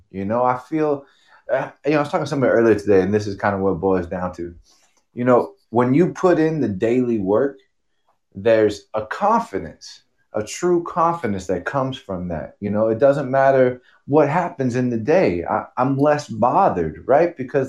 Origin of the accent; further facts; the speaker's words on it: Long Beach, California, United States; I'm originally from Long Beach, California.